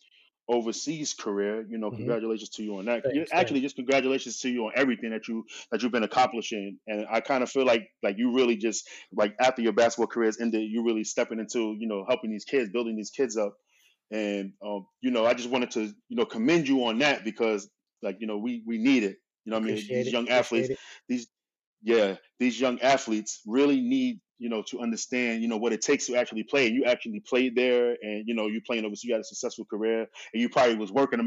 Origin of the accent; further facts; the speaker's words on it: New York City, New York, United States; I'm from New York City